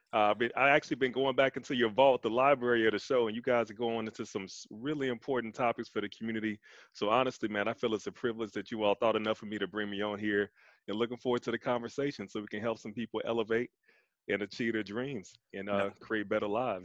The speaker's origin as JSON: {"language": "English", "town": "Chicago", "region": "Illinois", "country": "United States", "tie": "born or raised there", "said": "So I grew up on the South Side in Inglewood, right around 67th and Troop, born and raised. South Side raised me."}